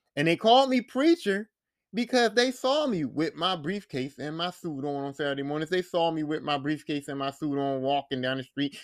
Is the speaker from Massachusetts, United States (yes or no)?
no; Philadelphia, Pennsylvania, United States; where I grew up at in West Philly